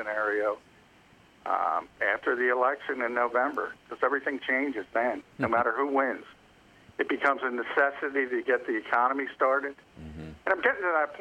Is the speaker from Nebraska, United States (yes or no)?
no; New Jersey, United States; New Jersey, my home state